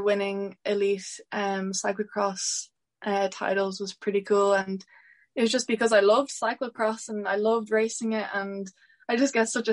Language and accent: English; Mount Leinster, Ireland; I'm from Mount Leinster